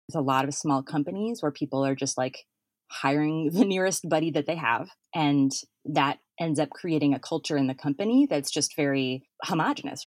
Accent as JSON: {"language": "English", "town": "Fargo", "region": "North Dakota", "country": "United States", "moved": "yes", "said": "I'm from Fargo, North Dakota"}